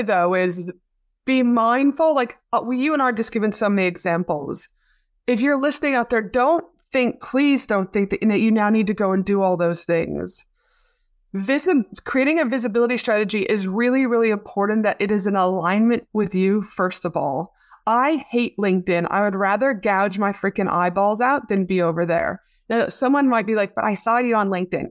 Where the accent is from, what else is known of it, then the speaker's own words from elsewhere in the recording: Canada; now in Australia; my hometown back in Canada.